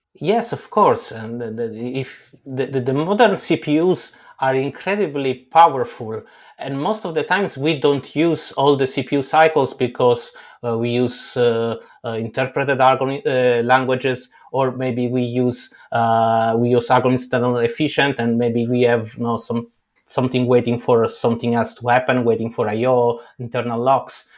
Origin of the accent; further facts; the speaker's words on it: Italy; I grew up in Italy